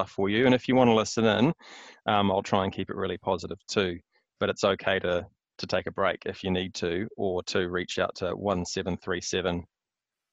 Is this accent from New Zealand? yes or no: yes; Hamilton, Waikato, New Zealand; moved away as an adult; also born or lived in Wellington / Melbourne; now in Auckland, New Zealand; I was born in the mighty Waikato. So I grew up in Hamilton, schooling there, university there